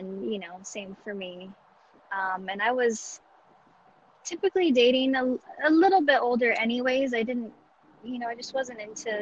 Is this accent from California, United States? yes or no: yes; Huntington Beach, California, United States; also born or lived in the desert / the Bay Area; now in Las Vegas, United States; Northern California, in Orange County, Huntington Beach specifically. My parents were separated, so I split time between the beach and the desert